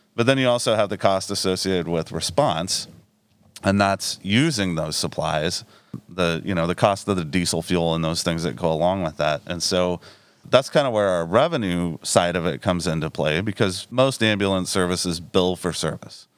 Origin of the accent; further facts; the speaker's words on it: Danville, Iowa, United States; also born or lived in Des Moines, Iowa; now in Mount Pleasant, United States; I was born and raised over in Danville. Uh, so Southeast Iowa is home to me.